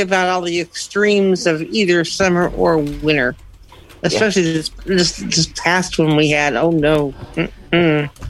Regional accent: Kansas City, Missouri, United States; from Kansas City, Missouri.

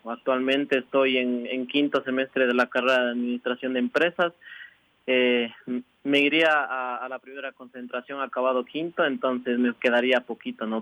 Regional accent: Cayambe, Pichincha, Ecuador; also born or lived in La Esperanza, Ibarra, Imbabura, Ecuador; soy de Imbabura. Eh, me crié y entrené todo, todo el tiempo en, en, la provincia de Pichincha con Byron en Cayambe, pero soy orgullosamente de Ibarra

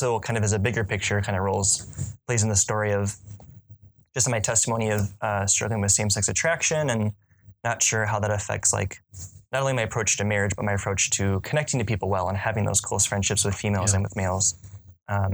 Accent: Woodbury, Minnesota, United States; my entire life growing up in Woodbury

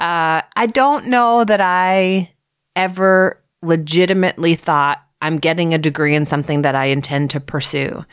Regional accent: Toronto, Ontario, Canada; also born or lived in Ottawa / Rothesay, New Brunswick; I grew up in Toronto, north of Toronto, in North York.

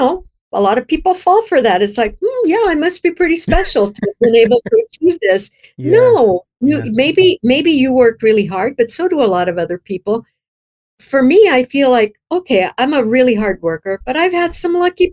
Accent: South Texas, United States; moved away as an adult; also born or lived in Midwest; now in California, United States; I grew up in South Texas, but we weren't immigrants

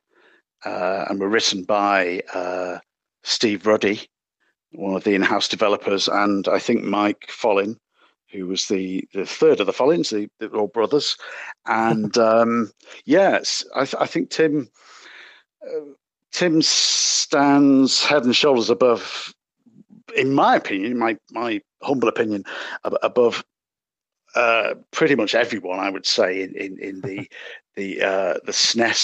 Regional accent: Manchester, North West England, United Kingdom; I'm from Manchester, England.

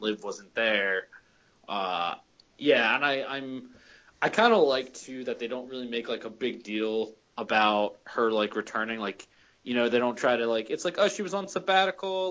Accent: Philadelphia, Pennsylvania, United States; I'm from Philly, I can say y'all

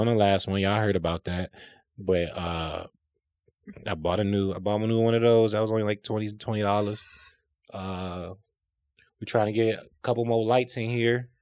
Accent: South Holland, Illinois, United States; I grew up in South Holland

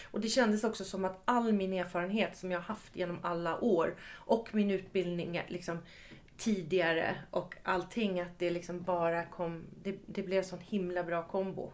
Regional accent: Ösmo, Stockholm County, Sweden; moved away as an adult; i Ösmo, utanför Nynäshamn

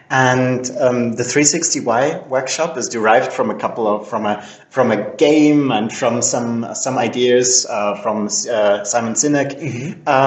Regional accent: Vienna, Austria; English is a second language; I'm I'm Austrian. I was born and raised in Vienna

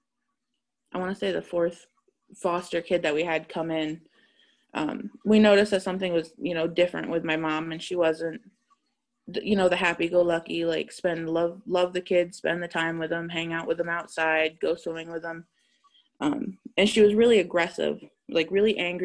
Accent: Massachusetts, United States; I was raised in Massachusetts

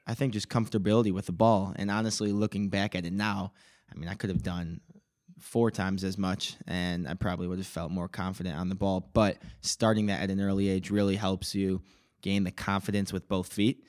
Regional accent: Palatine, Illinois, United States; I was born in Palatine, Illinois, uh, right around here.

